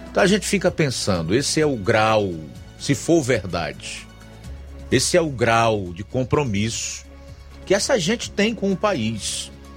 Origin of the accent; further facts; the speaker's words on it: Brazil; como brasileiro que tá aqui na pedra